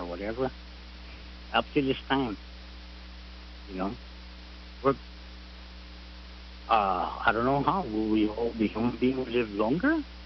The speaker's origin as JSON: {"language": "English", "town": "Barrigada", "country": "Guam", "said": "I'm from Barragata"}